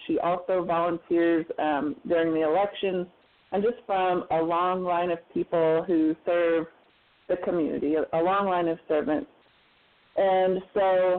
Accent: Adair County, Oklahoma, United States; We're from Ogier County, which is in the Ozark foothills of northeastern Oklahoma

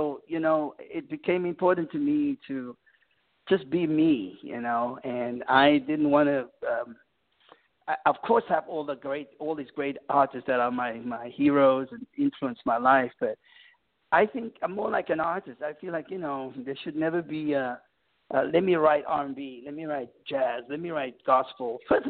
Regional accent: South Africa; moved away as an adult; now in United States; growing up in South Africa, we have so many artists from the U.S. that influence us and inspires us. And so when I arrived in the U.S.

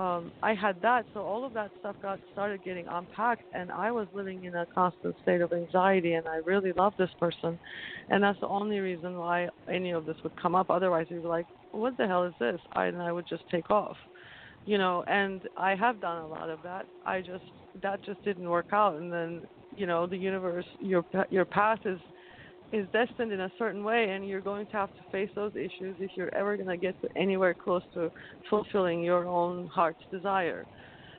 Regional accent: Turkey; moved away as an adult; I'm originally from Turkey, like I mentioned. I moved here when I was 24, and until then, I survived a lot in Turkey growing up

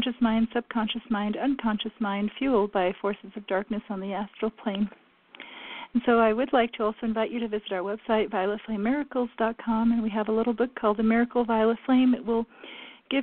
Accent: France; moved away; I was raised in France

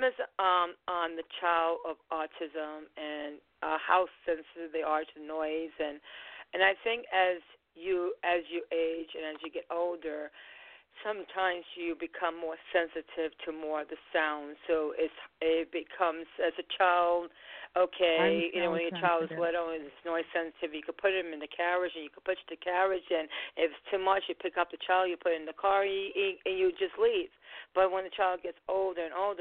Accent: Long Island, New York, United States; We're from Long Island.

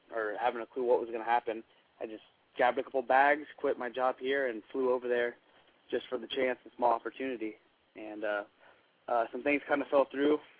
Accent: California, United States; I'm from California.

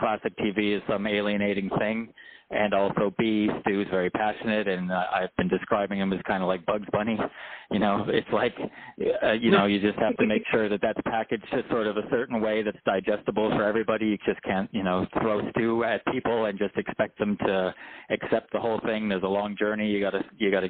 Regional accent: Vancouver, British Columbia, Canada; moved away as an adult; growing up in Vancouver for 30 years or whatever until I sort of toured around America for 10 years

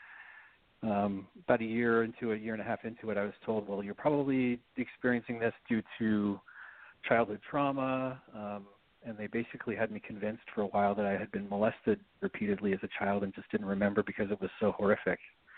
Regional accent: Salt Lake City, Utah, United States; moved away as an adult; now in New York City, United States; I grew up here in Salt Lake City and was basically like any typical Mormon family kid. We were pretty strict as far as the religion goes, and you know, all of our neighbors were of the same congregation and in the same faith.

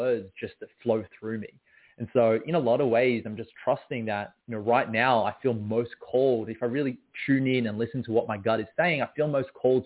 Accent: Melbourne, Victoria, Australia; I was born and raised in Melbourne, Australia

